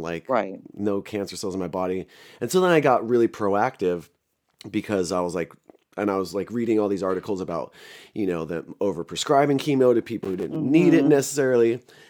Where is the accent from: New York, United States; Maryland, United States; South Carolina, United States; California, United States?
California, United States; Central Coast; also born or lived in Los Angeles, California / Hollywood / Pasadena; I was born in LA and I was born in 84 in downtown LA. And then like a year before the LA riots, we moved up here to Central Coast. And then I went to high school, did a little bit of college here.